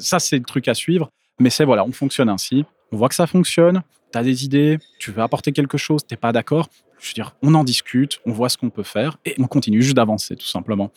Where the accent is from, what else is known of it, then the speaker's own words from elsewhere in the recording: Brussels, Brussels-Capital Region, Belgium; now in Ghlin, Belgium; je viens à la base de Bruxelles, mais j'habite maintenant à Glin